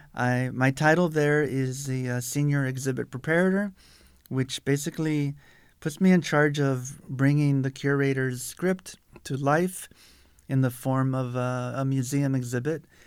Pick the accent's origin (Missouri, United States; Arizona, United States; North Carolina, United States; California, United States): Arizona, United States; South Tucson; I'm a Tucson native. I grew up in South Tucson